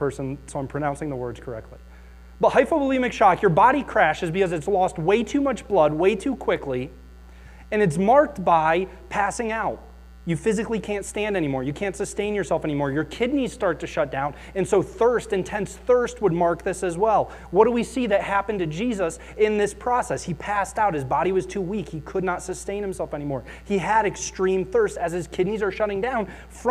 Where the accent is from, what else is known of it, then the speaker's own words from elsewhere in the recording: Akron, Ohio, United States; I grew up in Akron